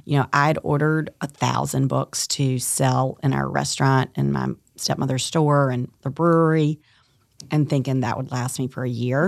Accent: Tarboro, North Carolina, United States; moved away as an adult; also born or lived in New York City; I'm born and raised in Tarboro, North Carolina

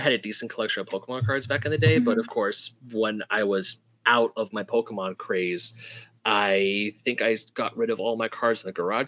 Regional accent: Diamond Bar, California, United States; also born or lived in Marietta; I grew up in Diamond Bar

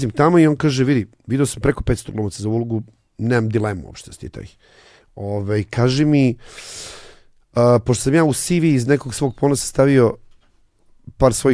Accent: Užice, Zlatibor District, Serbia; also born or lived in Belgrade / Paris; now in Los Angeles, United States; ja sam već došao iz Užica za Beograd

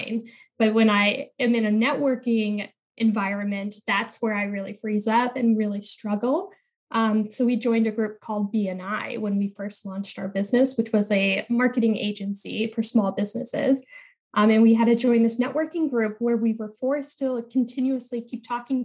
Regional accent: Midwest, United States; I was born in the Midwest. And I really had those Midwestern values of working really hard

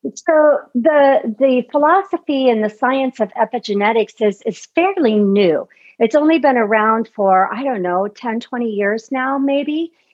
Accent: Midwest, United States; I grew up in the Midwest

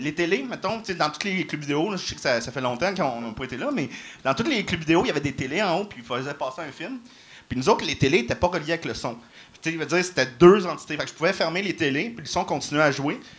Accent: Salaberry-de-Valleyfield, Quebec, Canada; je viens de Valleyfield.

